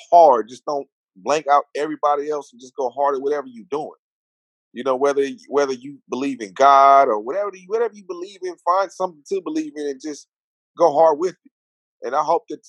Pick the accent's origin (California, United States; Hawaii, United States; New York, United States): California, United States; Los Angeles; I grew up in South Central L.A.